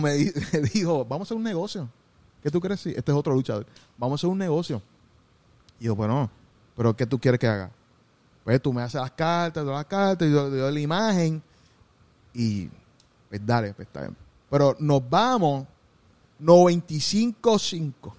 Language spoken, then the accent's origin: Spanish; Gurabo, Puerto Rico; yo soy de Gurabo, pero soy en Cagua